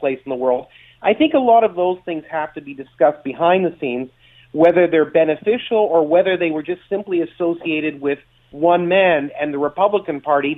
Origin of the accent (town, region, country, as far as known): Canada